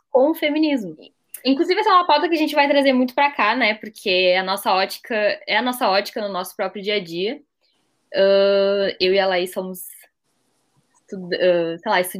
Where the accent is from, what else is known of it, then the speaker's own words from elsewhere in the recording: Rio Grande do Sul, Brazil; eu tenho 21 anos, sou gaúcha e a minha trajetória na área acadêmica, assim, se desenrolou de uma maneira bem inesperada para mim.